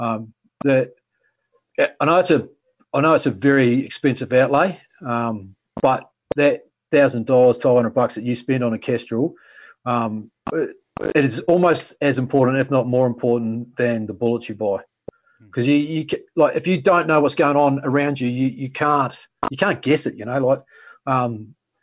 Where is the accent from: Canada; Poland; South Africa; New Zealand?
New Zealand; moved away as an adult; now in Australia; I grew up in New Zealand. I was in New Zealand until I was 26 years.